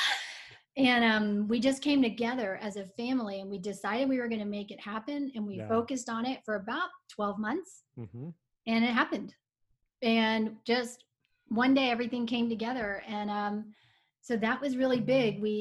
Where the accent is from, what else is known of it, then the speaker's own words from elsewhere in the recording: Fort Worth, Texas, United States; moved away as an adult; I was raised in Fort Worth, Texas.